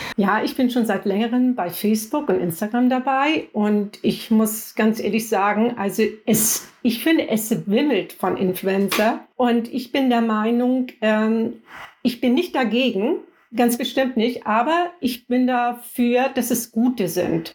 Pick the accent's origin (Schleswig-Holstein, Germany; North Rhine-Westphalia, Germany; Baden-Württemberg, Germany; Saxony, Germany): Schleswig-Holstein, Germany; near Flensburg; Ich komme aus der Nähe von Flensburg